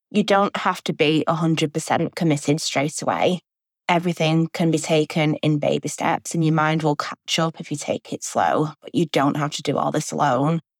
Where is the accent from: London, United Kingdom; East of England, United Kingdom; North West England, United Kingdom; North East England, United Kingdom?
North West England, United Kingdom; Manchester; I'm 25, and I'm from Manchester in England in the UK.